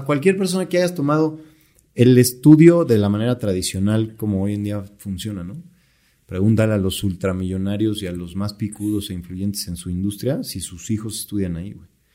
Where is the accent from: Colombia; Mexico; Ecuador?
Mexico